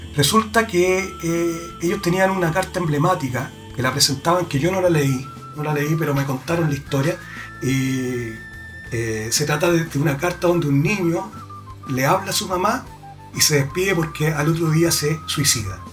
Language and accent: Spanish; Chile; Chile, somos chilenos